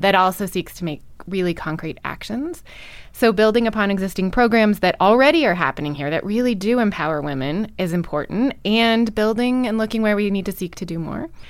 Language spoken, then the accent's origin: English; Missoula, Montana, United States; I grew up in Missoula